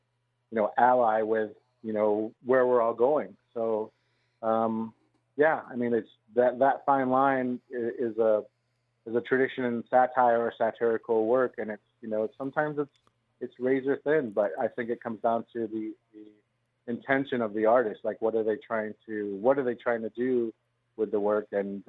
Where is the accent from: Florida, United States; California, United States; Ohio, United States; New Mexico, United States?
New Mexico, United States; Santa Fe; I grew up in Santa Fe. I was one of the few people that can say that I was born there.